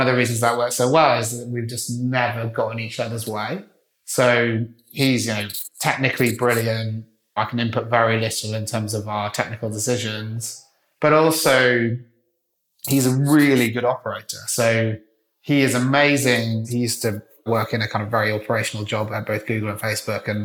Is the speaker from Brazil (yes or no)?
no; Wales, United Kingdom; I'm a Welshman